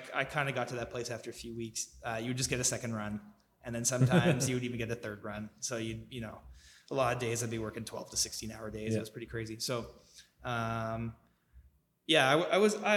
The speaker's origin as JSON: {"language": "English", "town": "Victoria", "region": "British Columbia", "country": "Canada", "tie": "born or raised there", "moved": "yes", "lives_now": "Calgary, Canada", "said": "I grew up in Victoria, BC"}